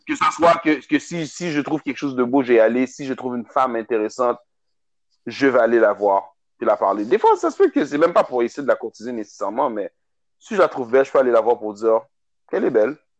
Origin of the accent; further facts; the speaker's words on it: Montreal, Quebec, Canada; je viens de Montréal